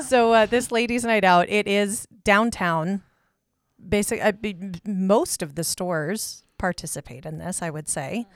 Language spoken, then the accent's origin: English; Kansas City, United States; now in Great Falls, United States; growing up in Kansas City